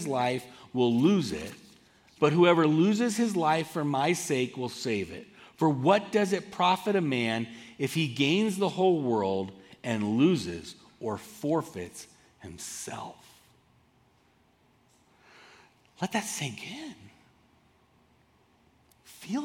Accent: Southern California, United States; moved away as an adult; also born or lived in Boulder, Colorado; I grew up in Southern California, and I moved to this incredible conservative town called Boulder, Colorado, to go to college

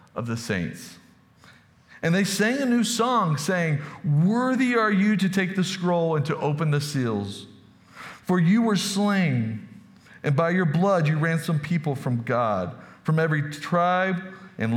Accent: Texas, United States; moved away; I'm from Texas

